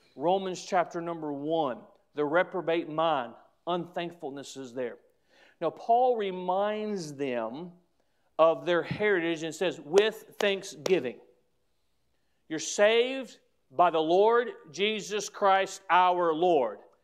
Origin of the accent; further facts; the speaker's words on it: United States; as an American